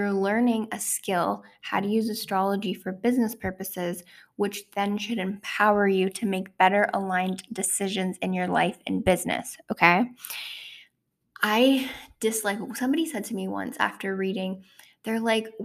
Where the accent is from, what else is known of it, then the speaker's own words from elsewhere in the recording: Ontario, Canada; also born or lived in Toronto, Ontario; back in my hometown where I'm from in Ontario